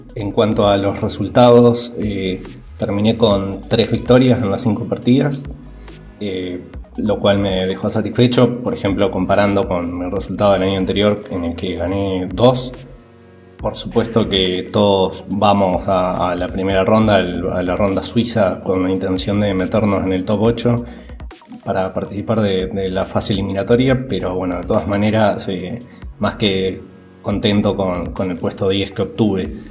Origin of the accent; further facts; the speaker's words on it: Argentina; de Argentina.